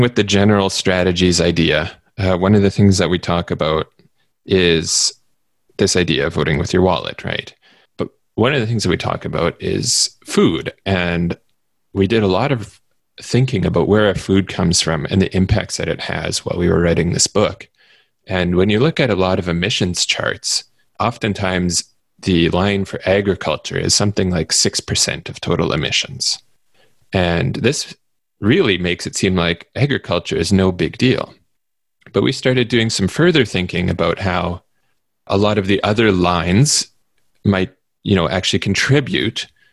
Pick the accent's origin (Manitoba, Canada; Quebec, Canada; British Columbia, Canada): Manitoba, Canada; where I live in Canada, uh, especially where I grew up in Manitoba